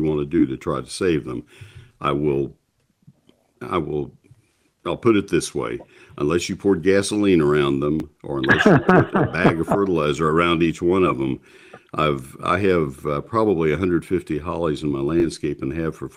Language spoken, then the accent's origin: English; College Station, Texas, United States; I grew up in College Station and certainly familiar with South Central Texas